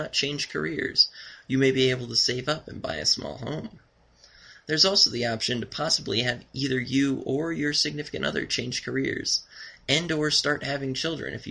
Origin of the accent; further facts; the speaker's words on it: Nevada, United States; I'm from Nevada